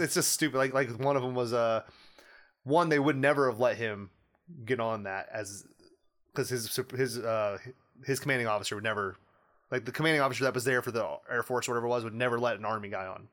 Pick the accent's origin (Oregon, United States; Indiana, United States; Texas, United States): Indiana, United States; We're from Indiana